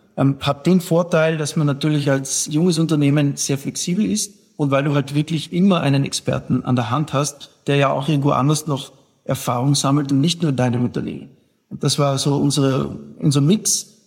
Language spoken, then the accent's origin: German; South Tyrol, Trentino-Alto Adige, Italy; als Südtiroler